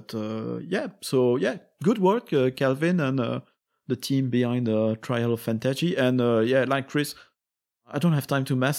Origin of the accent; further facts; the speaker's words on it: Belgium; also born or lived in France; I'm from Belgium and France, and the similar words of similar political movements are not as sensible.